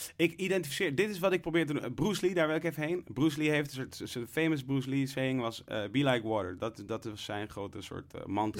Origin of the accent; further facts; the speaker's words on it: Leusden, Utrecht, Netherlands; also born or lived in Amsterdam; ik ben opgegroeid in Leusden in een, veel, hè, in een overwegend witte gemeenschap